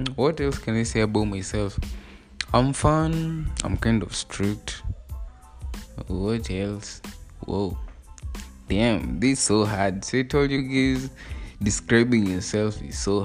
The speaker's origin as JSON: {"language": "English", "country": "Kenya", "said": "I'm Kenyan, by the way. I'm Kenyan by the nationality"}